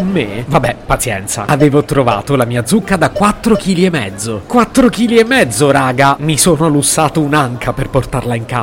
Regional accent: Italy; born there; Non è neanche del tutto vero perché sono nato in Italia ma non mi piace il carnevale.

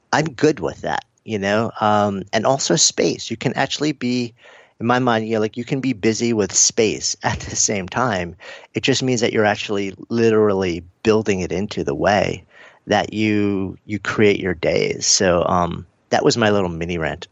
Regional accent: New York, United States; I'm a New Yorker also

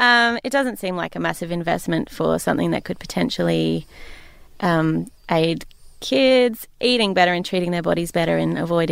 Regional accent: Gold Coast, Queensland, Australia; I grew up on the Gold Coast

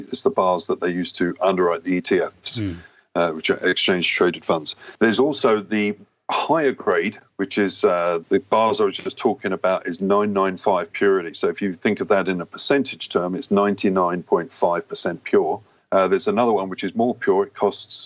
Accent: England, United Kingdom; moved away as an adult; also born or lived in Switzerland; I'm a British guy, born in England

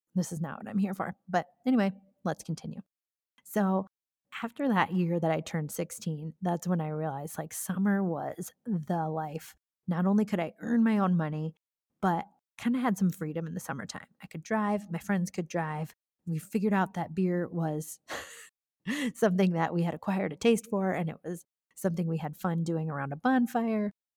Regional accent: Cascade, Iowa, United States; I grew up in Cascade, Iowa, which, truth be told, is where I still live

